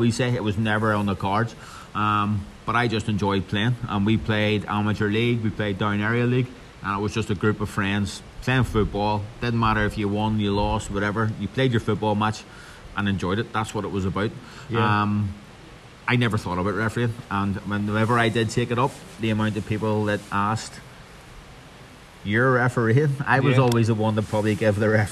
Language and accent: English; Belfast, Northern Ireland, United Kingdom; also born or lived in Bangor; I grew up, we grew up actually in Belfast, in sort of Glengormley direction, until I was 11